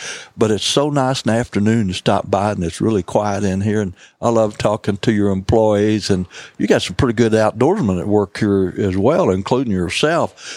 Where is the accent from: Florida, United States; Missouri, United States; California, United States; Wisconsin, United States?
Missouri, United States; Bootheel; moved away as an adult; also born or lived in Columbia, Missouri; now in St. James, United States; I was from the Boot Hill area